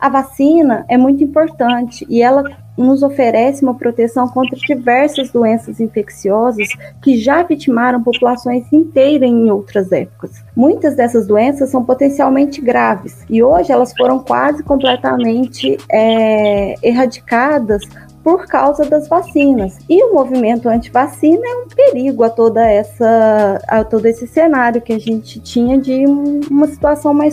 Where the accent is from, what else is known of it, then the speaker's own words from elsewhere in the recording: Guaranésia, Minas Gerais, Brazil; Bom, eu sou mineira, como vocês. Eu sou de Guaranésia, no sul de Minas.